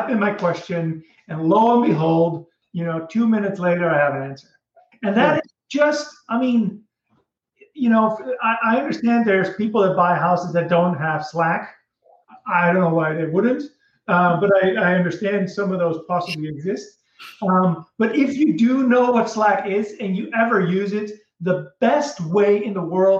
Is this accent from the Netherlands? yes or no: yes; Netherlands; moved away; So I'm from Holland originally